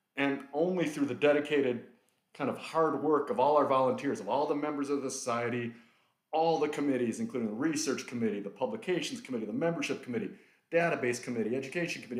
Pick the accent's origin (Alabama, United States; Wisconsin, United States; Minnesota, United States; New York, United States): Wisconsin, United States; Milwaukee; also born or lived in Detroit; born and raised in Milwaukee, Wisconsin. I'm about as local as you can get.